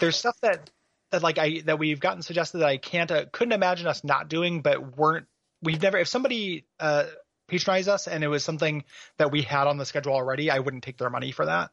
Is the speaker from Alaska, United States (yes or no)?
no; DeKalb, Illinois, United States; moved away; also born or lived in Portland; my hometown of DeKalb, Illinois